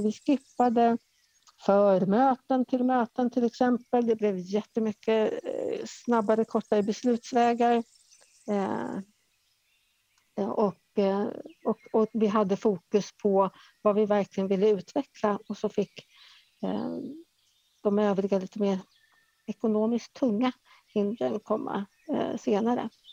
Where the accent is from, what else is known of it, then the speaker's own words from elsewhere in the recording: Stockholm, Stockholm County, Sweden; moved away as an adult; now in Värmland, Sweden; jag är från Stockholm eh, ursprungligen